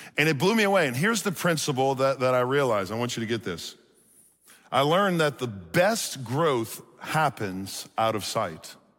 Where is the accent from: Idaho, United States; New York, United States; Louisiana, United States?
Louisiana, United States; Chalmette; born and raised in New Orleans, Louisiana. Anybody from Louisiana in here? Okay, I'm from Chalmette, if you know where that is.